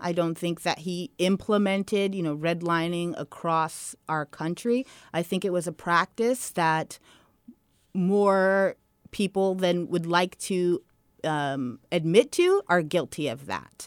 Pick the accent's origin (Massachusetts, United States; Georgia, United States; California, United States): California, United States; Redwood City; also born or lived in Menlo Park; I grew up in Redwood City